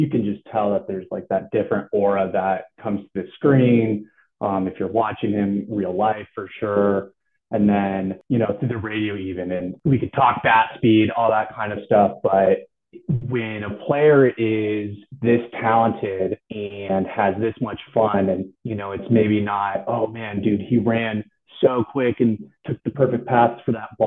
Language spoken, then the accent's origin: English; Seattle, Washington, United States; I grew up in Seattle, and I'm from Seattle